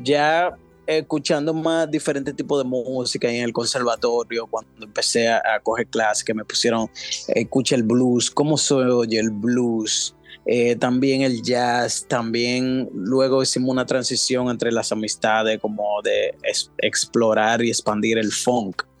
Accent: Dominican Republic; now in New York, United States; yo soy guitarrista, compositor, dominicano que reside en New York.

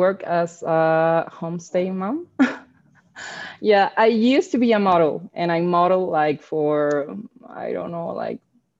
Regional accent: Guadalajara, Jalisco, Mexico; first language Spanish; English is a second language; I'm from Guadalajara in Jalisco. You know, mariachi tequila is from here.

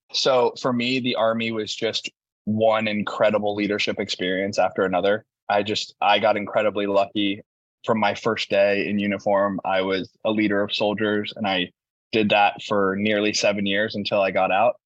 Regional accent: Indiana, United States; moved away as an adult; I'm from the middle of America. I'm from Indiana

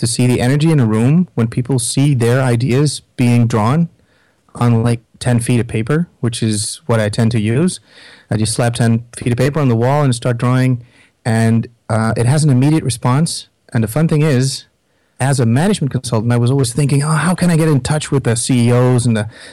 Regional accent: Netherlands; I'm from the Netherlands

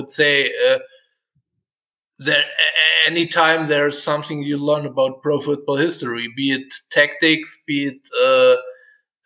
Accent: Germany; I'm from Germany

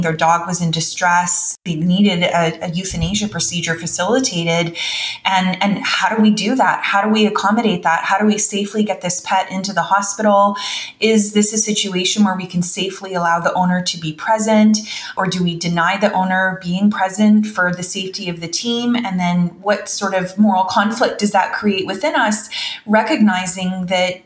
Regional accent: Canada; also born or lived in North Carolina; as a Canadian

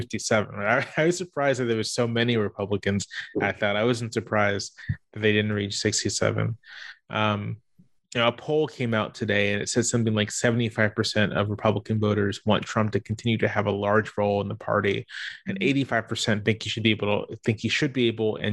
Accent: Virginia Beach, Virginia, United States; I grew up in Virginia Beach

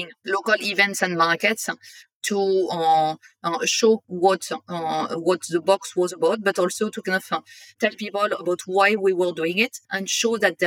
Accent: north of France, France; English is a second language; moved away as an adult; now in London, United Kingdom; I'm originally from France and I grew up in the north of France

